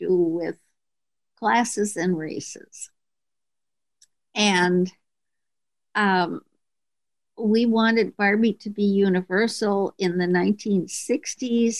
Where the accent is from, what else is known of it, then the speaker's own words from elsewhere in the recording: Minneapolis, Minnesota, United States; moved away; I grew up in Minneapolis and left there